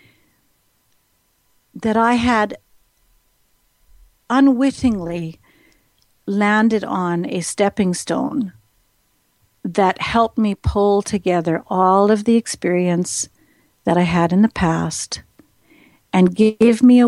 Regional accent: Saskatchewan, Canada; I'm from Saskatchewan

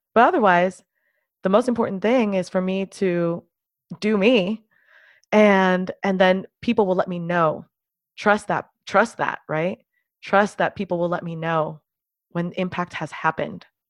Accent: Miami, Florida, United States; I grew up mostly, almost entirely in the United States, and I've spent most of my life in the city of Miami, Florida

